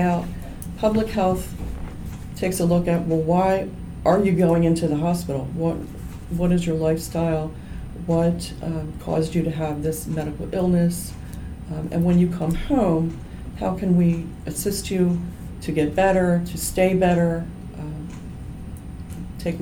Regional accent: Harford County, Maryland, United States; I grew up here in Harford County, and so some of the moms I went to high school with at Edgewood

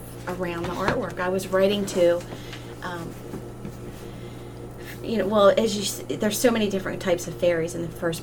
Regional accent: Maryland, United States; my home state

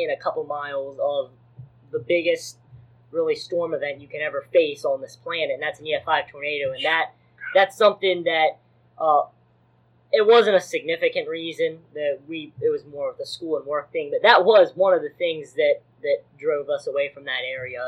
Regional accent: Northern Alabama, United States; moved away as an adult; now in Harford County, Maryland, United States; I grew up in Northern Alabama

